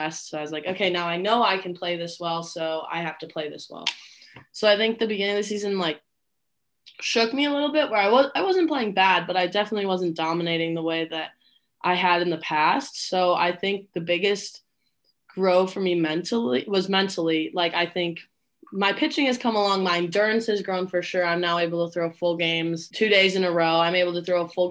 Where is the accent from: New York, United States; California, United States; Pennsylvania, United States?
New York, United States; Buffalo; moved away as an adult; I grew up in Buffalo, New York